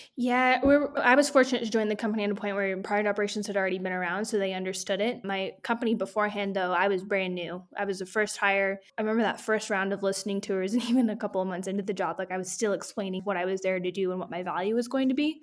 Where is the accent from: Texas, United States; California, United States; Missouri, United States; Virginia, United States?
California, United States; moved away as an adult; now in Denver, United States; I'm originally from California, just moved to Denver, Colorado